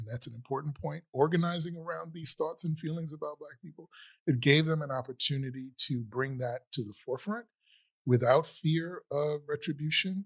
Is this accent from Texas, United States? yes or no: no; New York City, New York, United States; I grew up in the Bronx